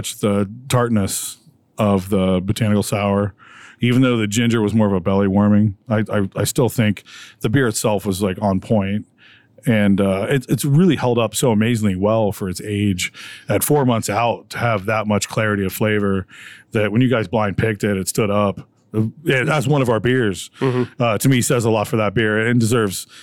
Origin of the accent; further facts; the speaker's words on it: Detroit, Michigan, United States; now in Pennsylvania, United States; I'm from Detroit, actually. My family's in Detroit